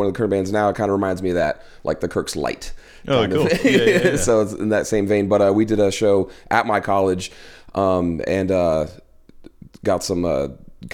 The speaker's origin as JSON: {"language": "English", "town": "Claremont", "region": "New Hampshire", "country": "United States", "tie": "born or raised there", "moved": "as an adult", "lives_now": "New York, United States", "said": "my hometown, Claremont"}